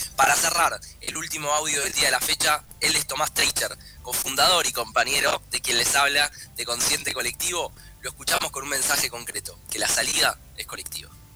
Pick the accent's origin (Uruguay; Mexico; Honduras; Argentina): Argentina; nuestro país